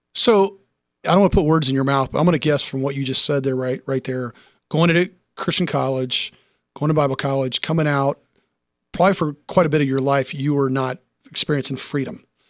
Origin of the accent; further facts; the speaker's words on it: Nashville, Tennessee, United States; moved away; I'm originally from Nashville